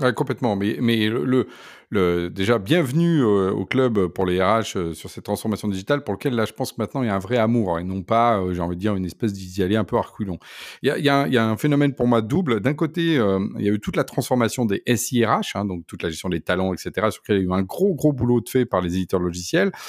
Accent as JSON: {"language": "French", "area": "Poitou", "region": "Nouvelle-Aquitaine", "country": "France", "moved": "yes", "lives_now": "Paris, France", "said": "je viens de la campagne, je viens du Poitou"}